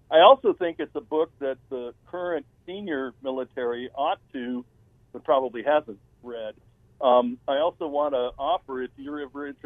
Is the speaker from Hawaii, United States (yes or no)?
no; Kenosha, Wisconsin, United States; now in Surprise, United States; I'm from Kenosha.